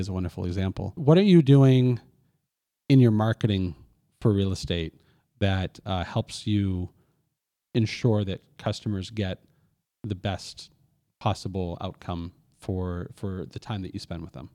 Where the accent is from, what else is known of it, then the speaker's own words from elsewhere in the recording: Lewiston, Maine, United States; my hometown, Lewiston, Maine